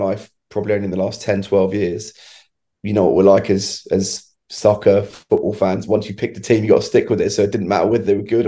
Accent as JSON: {"language": "English", "country": "United Kingdom", "said": "When I was a kid, I remember the old Channel 4 coverage we used to have over here"}